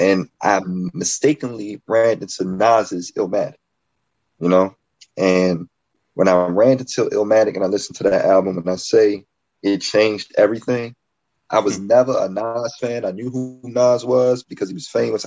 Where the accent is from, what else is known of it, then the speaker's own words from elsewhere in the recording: Baltimore, Maryland, United States; I'm an MC from Baltimore, Maryland